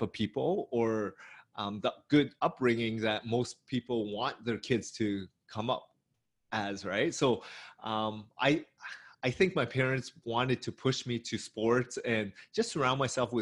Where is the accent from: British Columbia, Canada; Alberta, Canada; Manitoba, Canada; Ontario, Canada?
Ontario, Canada; Hamilton; I grew up in Hamilton, which is an hour away from Toronto